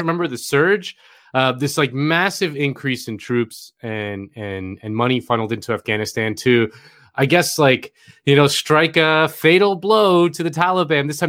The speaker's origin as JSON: {"language": "English", "region": "Florida", "country": "United States", "said": "my home state of Florida"}